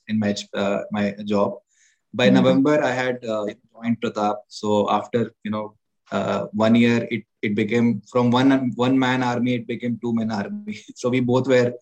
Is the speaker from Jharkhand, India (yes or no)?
yes; Ranchi, Jharkhand, India; moved away; my hometown, Ranchi. I come from Ranchi, Jharkhand.